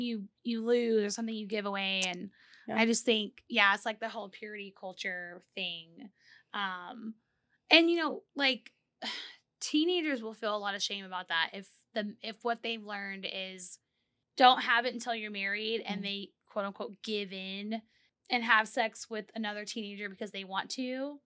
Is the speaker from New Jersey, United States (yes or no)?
no; Corpus Christi, Texas, United States; I grew up in Texas, in South Texas, like okay. near the Corpus area.